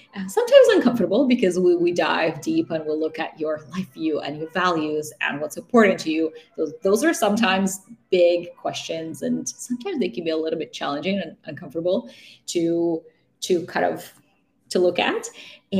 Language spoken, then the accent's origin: English; Russia; also born or lived in Vancouver, Canada / Toronto, Canada; now in Canada; I grew up in Russia, so I have family in Russia